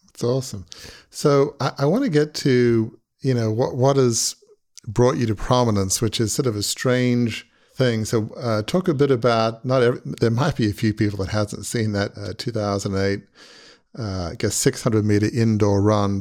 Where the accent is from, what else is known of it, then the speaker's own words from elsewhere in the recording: Australia; moved away; growing up in Australia